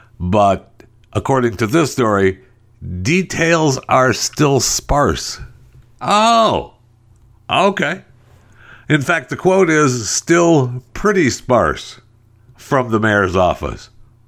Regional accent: San Francisco, California, United States; No, I'm from San Francisco. That's what I call my home.

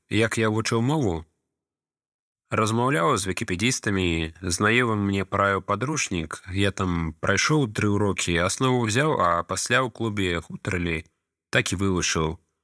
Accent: Ukraine; Belarusian is a second language; Я украінец жыву ва ўкраіне

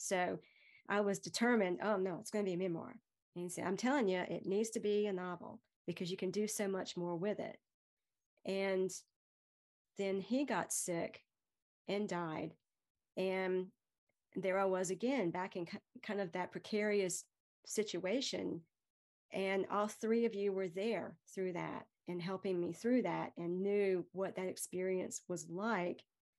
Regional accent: Greenville, North Carolina, United States; I mean, I'm from Greenville, as I said

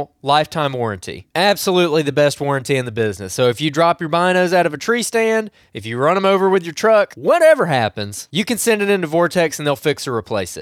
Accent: Alabama, United States; I'm from Alabama

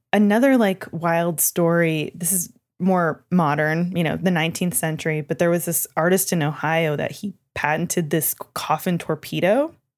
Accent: Canada; I'm from Canada

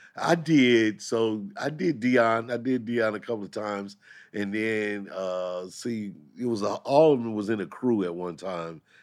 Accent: St. Louis, Missouri, United States; moved away; Saint Louis is my hometown

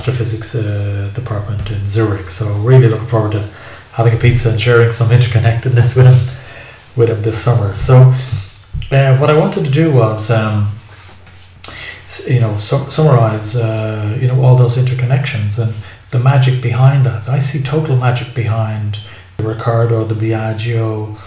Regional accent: Ireland; now in Cilento, Italy; I'm an Irish guy in southern Italy.

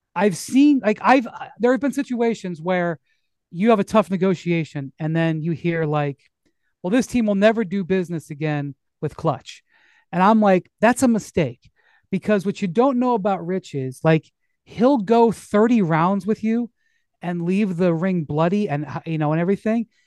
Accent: Akron, Ohio, United States; I'm from Akron

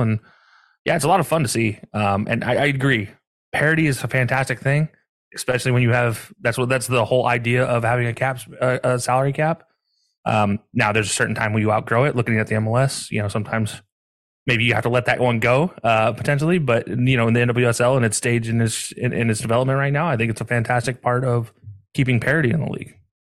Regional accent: the South, United States; now in Ohio, United States; growing up down south for so long

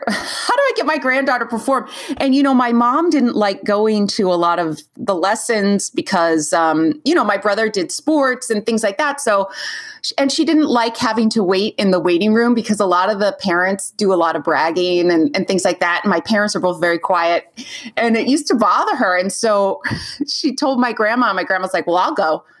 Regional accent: California, United States; I'm from California

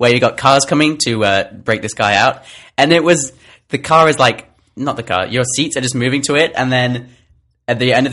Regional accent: England, United Kingdom; moved away as an adult; now in United States; I come from England, which is very cold. And I came to America

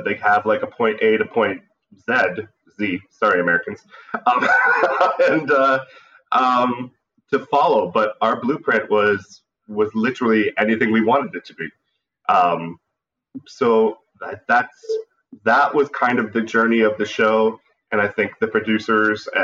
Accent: Niagara Falls, Ontario, Canada; moved away as an adult; also born or lived in Buffalo, New York, United States; now in New York, United States; I was born in Buffalo, New York. But since the age of 4, I've lived in Niagara Falls, Canada

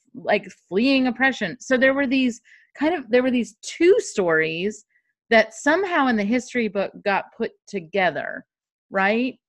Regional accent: Kentucky, United States; I grew up in Kentucky, and I went to elementary school in Kentucky.

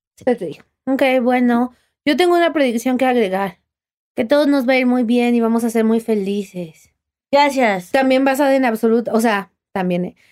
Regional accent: Mexico; yo soy muy mexicana

